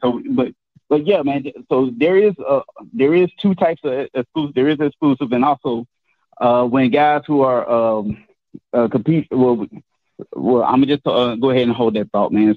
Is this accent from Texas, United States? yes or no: yes; Houston, Texas, United States; I'm from Texas, where George Floyd is at, uh, from Houston area